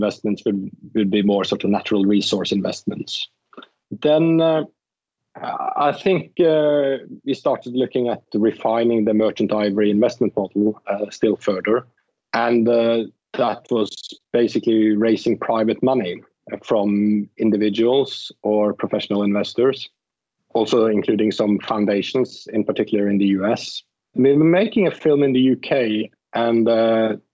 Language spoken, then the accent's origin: English; Norway; moved away as an adult; now in London, United Kingdom; I come from Norway. So I actually started in television in Norway as a TV presenter on a Saturday night show when I was 14